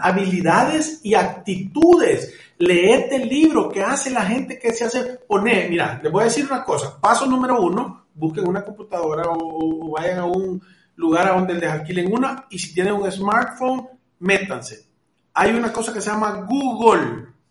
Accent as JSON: {"language": "Spanish", "country": "El Salvador", "said": "como los salvadoreños que somos"}